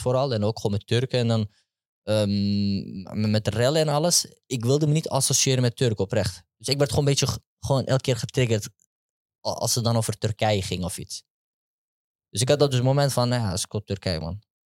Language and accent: Dutch; Amsterdam, North Holland, Netherlands; Amsterdam West. Geboren, getogen, Westzijder, sowieso.